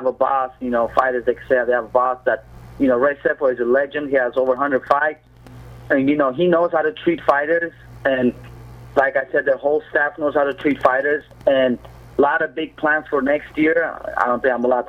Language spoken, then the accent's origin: English; Moscow, Russia; also born or lived in Armenia (ancestry); now in United States; both my parents are Armenians. I was born and raised in Russia, Moscow, and I moved here.